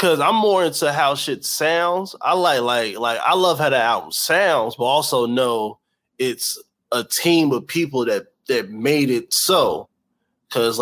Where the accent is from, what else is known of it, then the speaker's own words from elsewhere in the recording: East Coast, United States; We're from two different coasts, but you know, to somebody in London, we're Americans